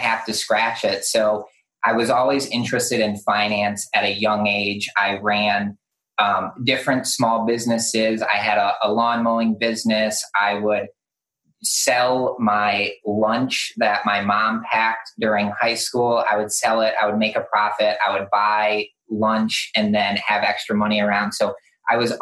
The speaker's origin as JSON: {"language": "English", "town": "Detroit", "region": "Michigan", "country": "United States", "tie": "born or raised there", "moved": "yes", "lives_now": "Charleston, United States", "said": "I grew up in Detroit, and I always said to myself, when I'm out of here, I'm not going to move to a place where there's winter or snow"}